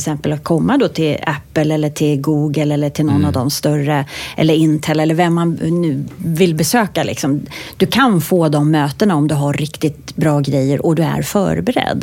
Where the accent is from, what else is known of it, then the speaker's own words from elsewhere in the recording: Sweden; also born or lived in United States; för jag är ju svensk också då, men jag är också amerikan